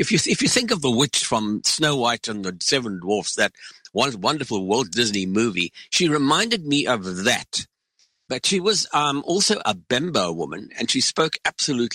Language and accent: English; South Africa; moved away; also born or lived in Northern Rhodesia; I was born in South Africa, and I grew up in the racist system of apartheid, which is one of the reasons why my family left South Africa, and which is why I found myself in Northern Rhodesia in the first place